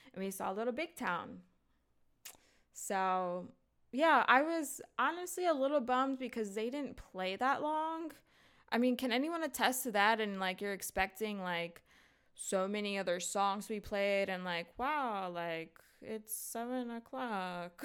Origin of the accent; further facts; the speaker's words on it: United States; we're all American